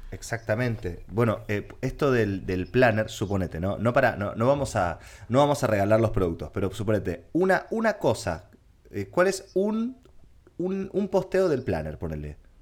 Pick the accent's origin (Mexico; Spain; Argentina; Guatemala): Argentina; para sobrevivir en mi país tuve que mutar a ser creador de contenido